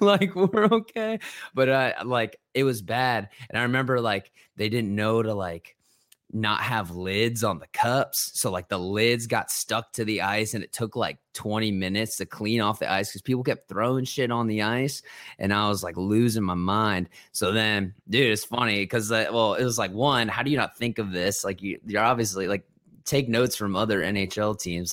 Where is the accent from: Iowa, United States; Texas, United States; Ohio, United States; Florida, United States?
Ohio, United States; born or raised there; also born or lived in New Jersey